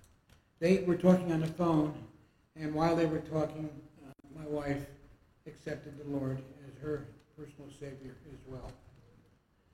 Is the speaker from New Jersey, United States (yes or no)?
yes; New Jersey, United States; moved away as an adult; also born or lived in Washington, D.C. / Colorado; now in Arizona, United States; I'm 75. I was raised in New Jersey for all of my growing up years and college years